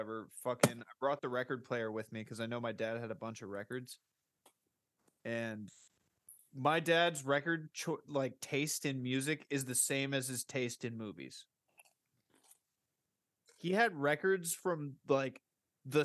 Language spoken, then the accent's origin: English; Florida, United States; now in Tennessee, United States; I'm from Florida